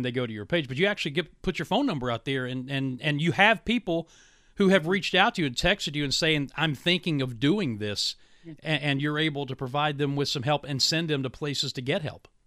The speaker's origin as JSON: {"language": "English", "town": "Williamson", "region": "West Virginia", "country": "United States", "tie": "born or raised there", "moved": "yes", "said": "My hometown of Williamson, West Virginia, was such a great place to grow up."}